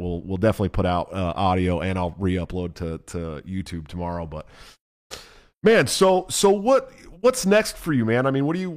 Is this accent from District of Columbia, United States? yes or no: no; Oakland, California, United States; I'm from Oakland, California